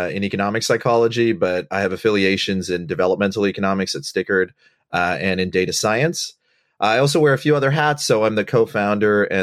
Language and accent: English; Botswana; also born or lived in Sri Lanka; I, my family's from Sri Lanka, uh, and I was born there, and I left when I was uh, two years old. And we grew up in Bot. I grew up in Botswana